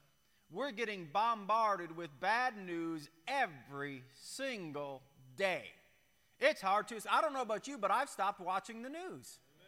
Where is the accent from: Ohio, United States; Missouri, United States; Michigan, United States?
Michigan, United States; when I was a kid, I grew up on the Great Lakes up in Michigan